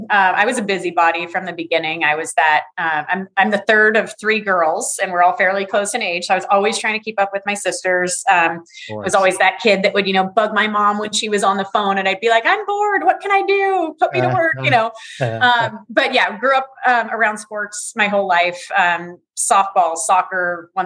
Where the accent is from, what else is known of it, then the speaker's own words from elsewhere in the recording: Morgan Hill, California, United States; I grew up in a small town called Morgan Hill, California. It's about, you know, an hour and 15 minutes south of San Francisco. It was a one high school town when I was there.